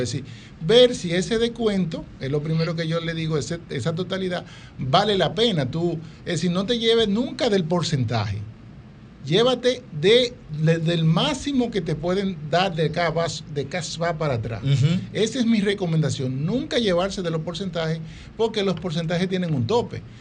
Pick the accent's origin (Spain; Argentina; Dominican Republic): Dominican Republic; somos dominicanos